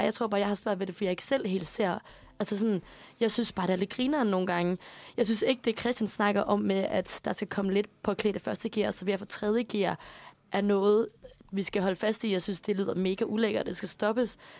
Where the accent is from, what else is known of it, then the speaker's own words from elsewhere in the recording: Aarhus, Central Denmark Region, Denmark; moved away; på mit gymnasium hjemme i Aarhus